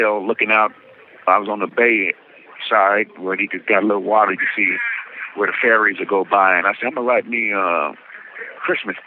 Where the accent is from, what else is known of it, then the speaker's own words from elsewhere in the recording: Barstow, California, United States; I'm from Barstow, the heart of the high desert. You know, and I was telling her, that's the only place I knew until they brought me here.